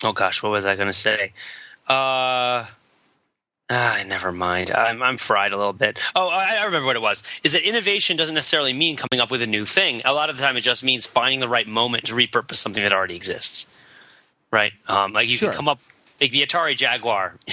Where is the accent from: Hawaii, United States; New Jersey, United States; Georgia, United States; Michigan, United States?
New Jersey, United States; I'm from New Jersey, and Edison's labs were in New Jersey, and I went to visit them on a school trip